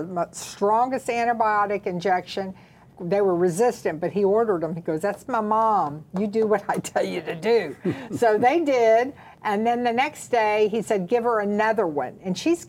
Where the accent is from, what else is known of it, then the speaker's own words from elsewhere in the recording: the South, United States; we're from the South, so that's how we address our mamas-in-laws